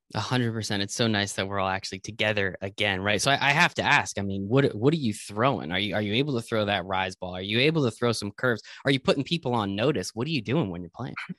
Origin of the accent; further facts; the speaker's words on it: Flemington, New Jersey, United States; I'm actually from Flemington, New Jersey